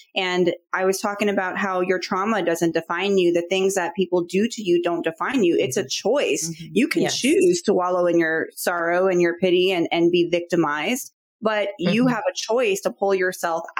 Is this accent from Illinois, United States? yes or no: yes; Chicago, Illinois, United States; I'm from Chicago